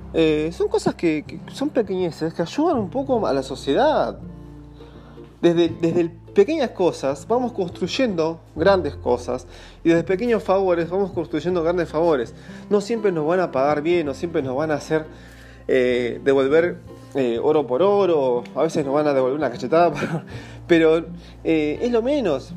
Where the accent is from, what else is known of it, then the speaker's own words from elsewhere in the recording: Buenos Aires Province, Argentina; desde mi infancia, en Gran Buenos Aires, en zona oeste